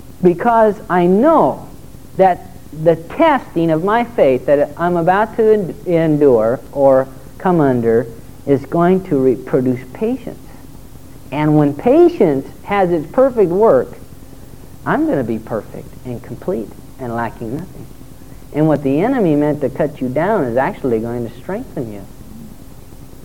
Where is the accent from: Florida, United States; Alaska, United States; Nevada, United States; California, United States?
California, United States; Torrance; I was just a little bitty guy, and I grew up in Torrance, and we have some pretty decent waves there